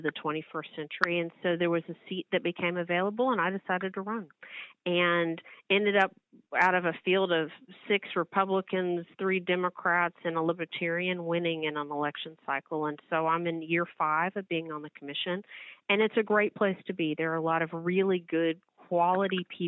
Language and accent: English; Midland, Texas, United States; I grew up in Midland, Texas